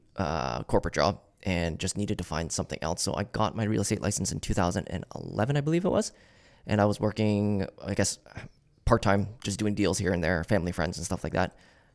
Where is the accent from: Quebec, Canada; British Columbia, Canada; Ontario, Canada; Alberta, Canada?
Ontario, Canada; Kitchener; Yeah, so I was born and raised in Kitchener.